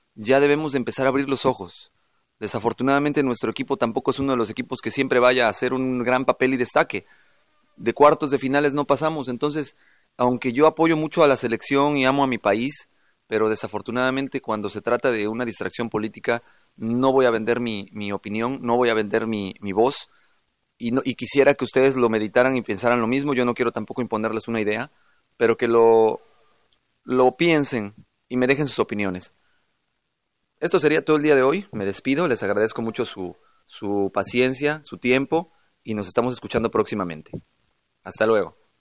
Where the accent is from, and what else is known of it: Mexico